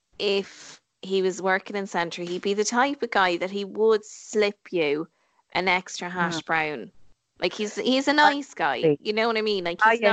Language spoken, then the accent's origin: English; Ireland; we're Irish.